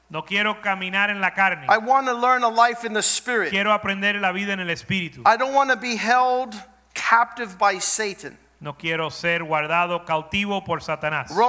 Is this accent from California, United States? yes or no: no; Florida, United States; I grew up in my in Florida.